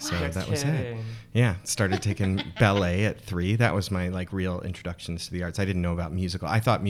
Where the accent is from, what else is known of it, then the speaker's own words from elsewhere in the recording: Nashville, Tennessee, United States; I'm from Nashville